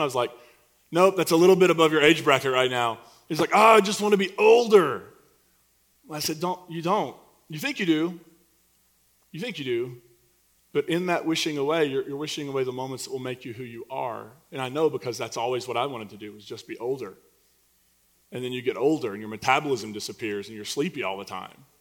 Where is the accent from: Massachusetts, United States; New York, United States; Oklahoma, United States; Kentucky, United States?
Kentucky, United States; Eastern; moved away; I'm from Eastern Kentucky, and coal put me through college.